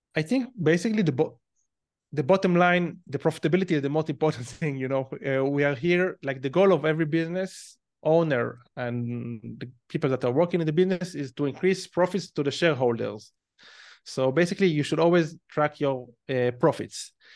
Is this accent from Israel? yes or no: yes; Israel; accent: Israeli; probably based on my accent, you can tell that I'm Israeli. So, like any other Israeli, when I was eighteen years old, um, I went to the army because it's mandatory in Israel